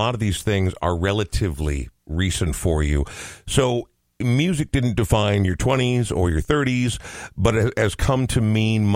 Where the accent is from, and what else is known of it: Minnesota, United States; born or raised there; also born or lived in Oregon